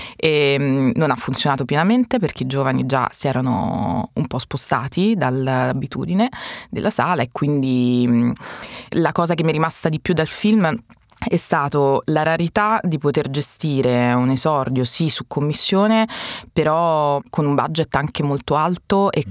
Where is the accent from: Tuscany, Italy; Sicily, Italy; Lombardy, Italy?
Sicily, Italy; sono siciliano